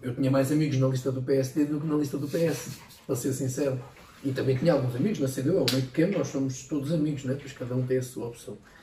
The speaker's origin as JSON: {"language": "Portuguese", "town": "Ferrel", "region": "Leiria District", "country": "Portugal", "tie": "born or raised there", "said": "presidente da junta da minha terra"}